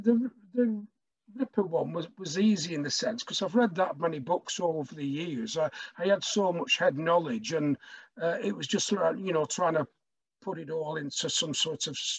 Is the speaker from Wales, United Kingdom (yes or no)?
no; Blackburn, North West England, United Kingdom; I'm from Blackburn, and when I was growing up, early in my childhood, I was told the story of a murder that occurred in Blackburn in 1948